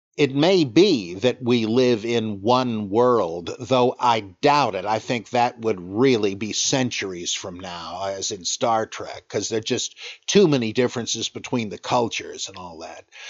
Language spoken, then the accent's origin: English; United States; I'm an American.